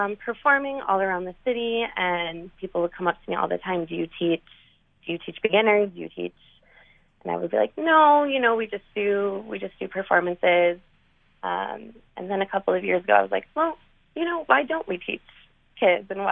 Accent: outside of Milwaukee, Wisconsin, United States; also born or lived in Minnesota; I grew up outside of Milwaukee, and I grew up dancing

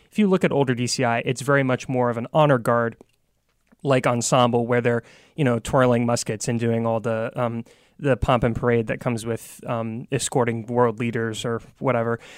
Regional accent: Virginia Beach, Virginia, United States; I'm from Virginia Beach

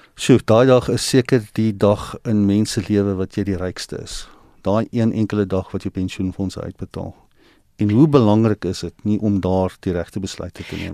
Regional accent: South Africa; ons as Suid-Afrikaners wat in 'n land is wat nie in 'n spaar kultuur is nie

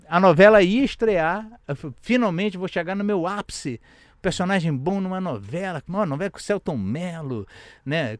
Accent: Rio de Janeiro, Brazil; lá do Lins, onde eu nasci, onde a gente tem um trabalho lá comunitário e tal

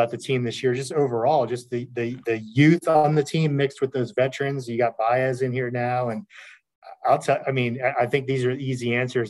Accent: Lakeland, Florida, United States; I grew up in Lakeland

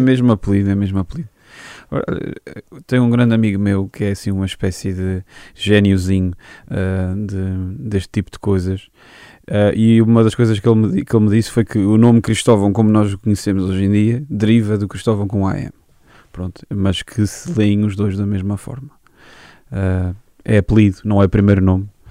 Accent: Angra do Heroísmo, Azores, Portugal; Sou da Angra do heroísmo, sim. Uh, ah, nascido e criado.

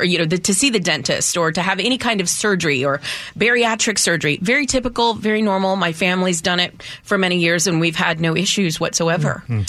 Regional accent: Texas, United States; And I'm a Texan is what I would say.

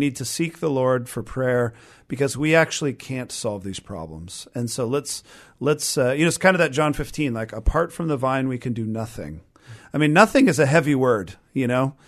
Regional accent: Renton, Washington, United States; I've been in the Seattle area my whole life. I mean, I grew up in Renton

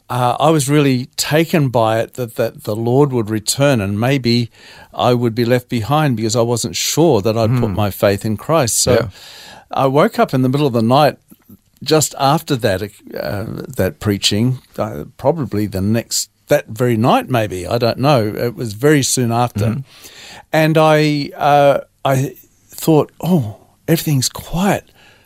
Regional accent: Queensland, Australia; also born or lived in England; My first memories are in Queensland, Bow Desert, where they settled for a bit.

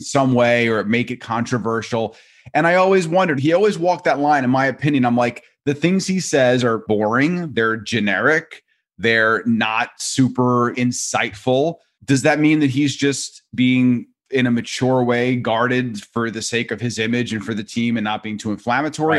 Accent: New York, United States; growing up in New York

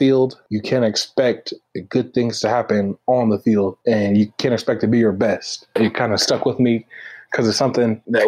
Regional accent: Kansas City, United States; I grew up in Kansas City

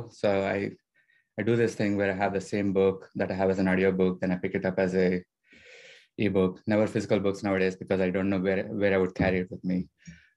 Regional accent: Southeast India, India; moved away as an adult; now in Seattle, United States; I grew up in Southeast India.

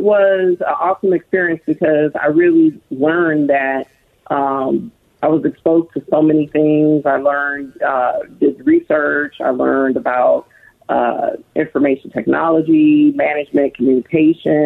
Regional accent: Long Beach, California, United States; I grew up in Long Beach, California

